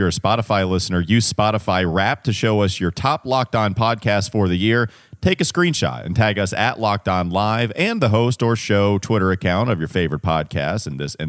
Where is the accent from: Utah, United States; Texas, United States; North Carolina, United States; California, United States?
North Carolina, United States; Catawba County; I'm from Catawba County.